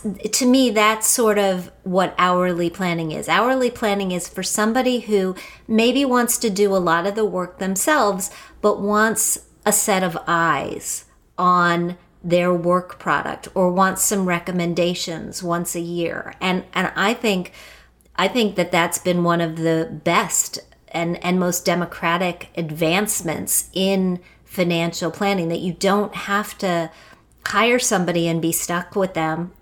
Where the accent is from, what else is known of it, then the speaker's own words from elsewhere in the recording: Wheeling, West Virginia, United States; I grew up in Wheeling, West Virginia.